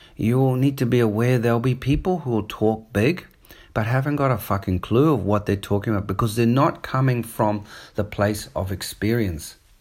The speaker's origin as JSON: {"language": "English", "country": "New Zealand", "tie": "born or raised there", "also_born_or_lived": "Australia / South Africa", "accent": "New Zealand", "moved": "yes", "lives_now": "Sydney, Australia", "said": "I grew up in New Zealand. So, I've got a bit of, sometimes a New Zealand accent coming through"}